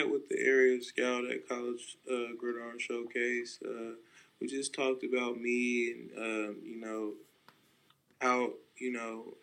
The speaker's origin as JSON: {"language": "English", "town": "Stockton", "region": "California", "country": "United States", "said": "I'm I'm from Stockton, California. You know, it's not the it's not the you know best city. Uh, it's very rough, and uh, you you got you you, you learn to, to develop some tough skin"}